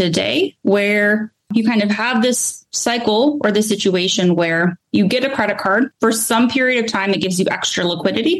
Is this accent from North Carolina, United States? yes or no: yes; Charlotte, North Carolina, United States; I'd done a little bit of writing for my hometown paper. So I'm from Charlotte, North Carolina.